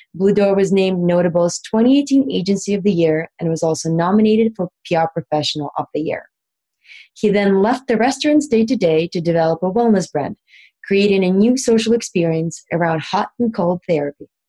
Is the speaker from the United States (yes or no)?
no; Russia; I'm from Russia